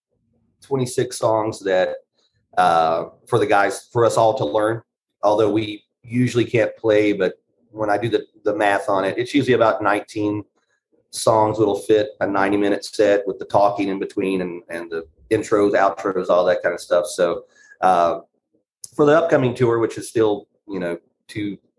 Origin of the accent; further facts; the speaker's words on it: North Carolina, United States; moved away as an adult; now in Los Angeles, United States; I live in Los Angeles. I've lived here for 13 years. I'm originally from North Carolina.